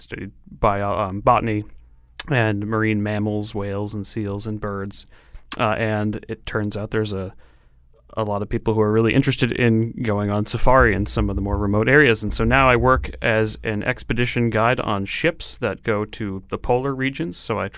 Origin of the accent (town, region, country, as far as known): Connecticut, United States; born or raised there